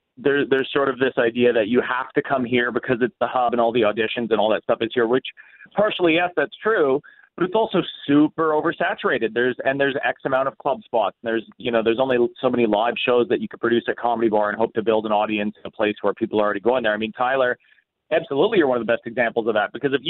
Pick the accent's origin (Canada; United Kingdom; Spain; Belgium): Canada